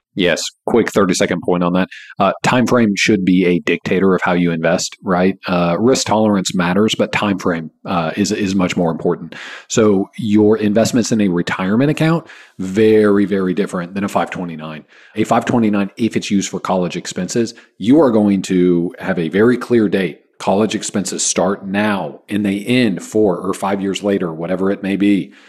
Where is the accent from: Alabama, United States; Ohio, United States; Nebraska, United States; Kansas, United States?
Kansas, United States; now in Texas, United States; I grew up in Kansas